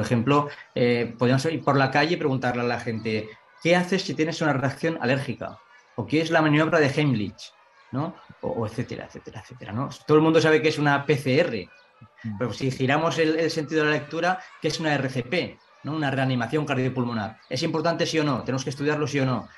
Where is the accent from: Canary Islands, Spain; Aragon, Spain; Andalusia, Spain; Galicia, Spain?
Aragon, Spain; Ainzón; soy de Zaragoza, pero soy de un pequeño pueblo de Zaragoza que se llama Ainzón